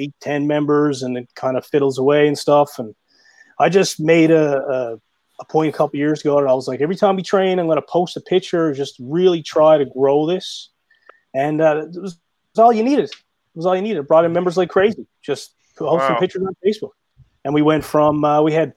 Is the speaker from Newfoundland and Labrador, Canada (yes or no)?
yes; St. John's, Newfoundland and Labrador, Canada; moved away as an adult; now in Grand Falls, Canada; I'm actually from St. John's, and we moved to Grand Falls about eight years ago or so.